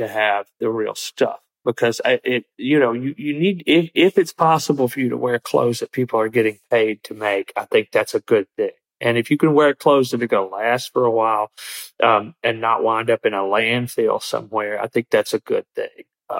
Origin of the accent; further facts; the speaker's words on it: Green Hill, Alabama, United States; the rednecks that I grew up around in Green Hill, Alabama in the 80s